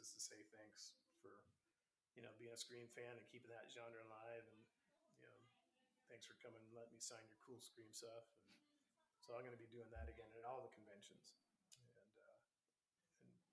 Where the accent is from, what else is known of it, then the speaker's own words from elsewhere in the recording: Texas, United States; Texas, being it's my home state.